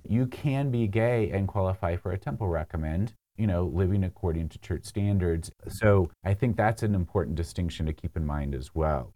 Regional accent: Hurricane, Utah, United States; I grew up in Hurricane

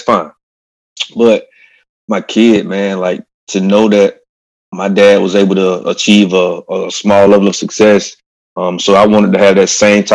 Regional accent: Eatonton, Georgia, United States; moved away as an adult; I'm from Putnam County, Eatonton, Georgia, middle of Georgia. Simple upbringing

